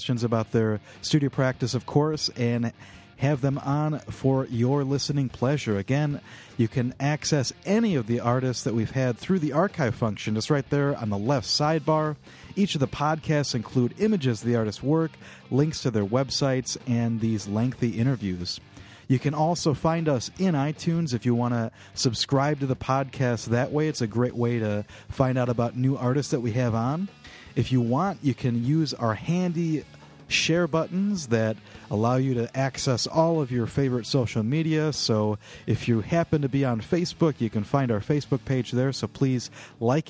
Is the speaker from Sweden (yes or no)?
no; Midwest, United States; As a Midwesterner living outside of the city